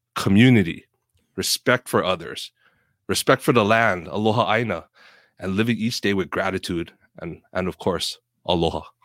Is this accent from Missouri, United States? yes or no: no; Oahu, Hawaii, United States; born or raised there; moved away as an adult; now in Seattle, United States